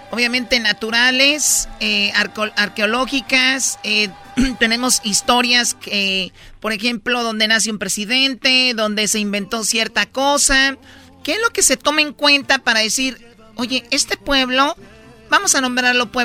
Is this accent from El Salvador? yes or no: no; Jiquilpan, Michoacán, Mexico; born there; Jiquilpan, Michoacán, Choco, ahí donde nacieron dos presidentes de la República, este, eh, uno de ellos, el presidente Lázaro Cárdenas y en el hospital donde yo nací se llama así Lázaro Cárdenas.